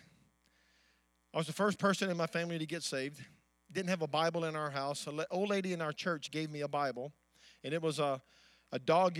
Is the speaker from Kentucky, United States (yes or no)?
no; Amite City, Louisiana, United States; I was born in a little farm town. My dad was a strawberry farmer in the town of Amite City